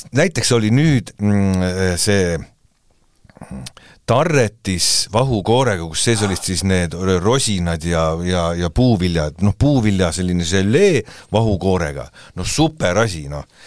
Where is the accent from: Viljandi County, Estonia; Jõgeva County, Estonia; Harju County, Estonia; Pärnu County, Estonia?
Harju County, Estonia; Tallinn; meie elasime päris väiksed, kui me olime siis, ütleme, et eh, kaheksakümnendani, siis elasime Västriku tänaval Tondil